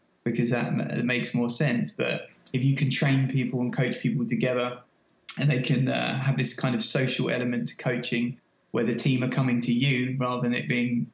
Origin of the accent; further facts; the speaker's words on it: London, United Kingdom; moved away as an adult; also born or lived in Sydney / New York; now in Boston, United States; I'm obviously from lived and worked in London all my life. I guess I'm honorary American now. I've been there 4 years